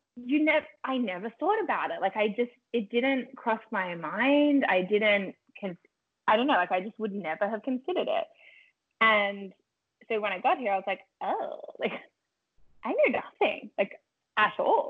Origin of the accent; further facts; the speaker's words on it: Melbourne, Victoria, Australia; moved away as an adult; also born or lived in Los Angeles, United States; now in Toronto, Canada; I grew up in Melbourne, Australia.